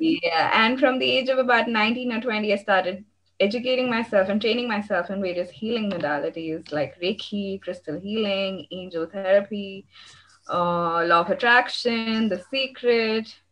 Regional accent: India; I am from India

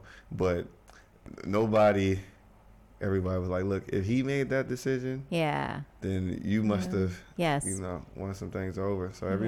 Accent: Alexandria, Virginia, United States; moved away; where I grew up in Alexandria is like 15 minutes.

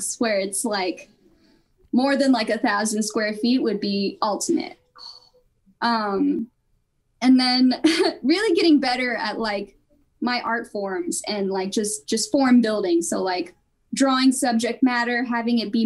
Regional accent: Virginia Beach, Virginia, United States; also born or lived in Portsmouth, Virginia; I was born in Portsmouth. I lived in Virginia Beach growing up

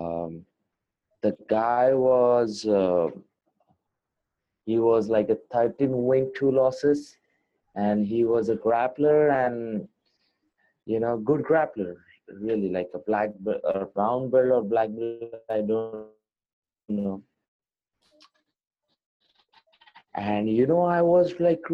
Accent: India; a really good Indian fighter

